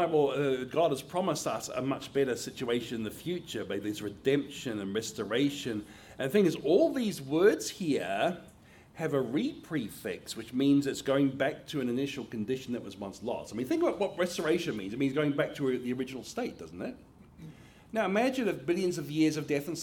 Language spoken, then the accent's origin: English; Australia; moved away as an adult; now in United States; my home country of Australia